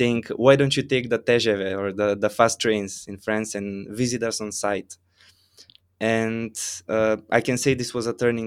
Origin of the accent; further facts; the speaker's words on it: North Macedonia; I come from Macedonia.